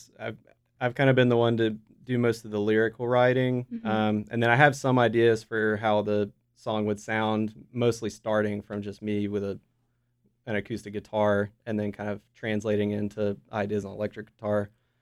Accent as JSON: {"language": "English", "town": "Smithfield", "region": "North Carolina", "country": "United States", "tie": "born or raised there", "said": "William I grew up with in Smithfield."}